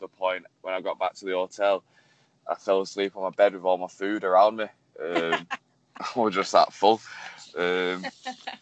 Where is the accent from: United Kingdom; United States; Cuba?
United Kingdom; Manchester, North West England; I'm 24 from Manchester.